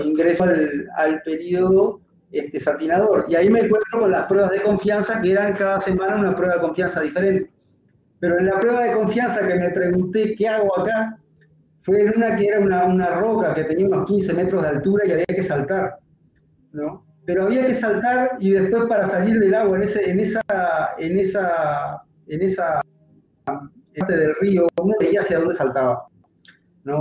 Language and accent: Spanish; Uruguay; yo en mi país